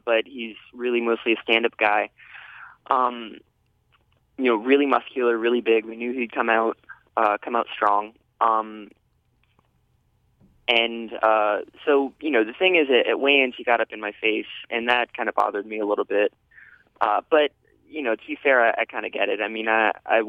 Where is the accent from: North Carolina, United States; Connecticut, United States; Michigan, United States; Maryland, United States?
North Carolina, United States; Shelby; also born or lived in Chapel Hill, North Carolina; I'm from Shelby, North Carolina, which is a little bit outside of Charlotte.